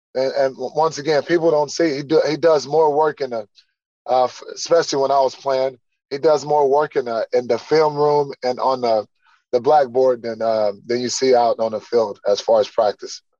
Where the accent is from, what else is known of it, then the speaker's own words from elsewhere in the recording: Texas, United States; moved away; coming back my home state um, with family here